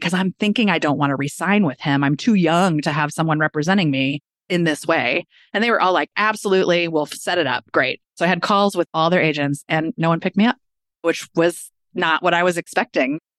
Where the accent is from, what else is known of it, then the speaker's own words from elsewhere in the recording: Kansas City, Missouri, United States; I grew up in Kansas City, Missouri